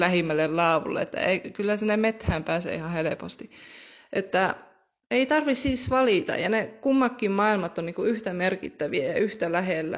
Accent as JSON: {"language": "Finnish", "town": "Rovaniemi", "region": "Lapland", "country": "Finland", "tie": "born or raised there", "said": "mä olen koko elämäni oikeastaan asunut Rovaniemellä"}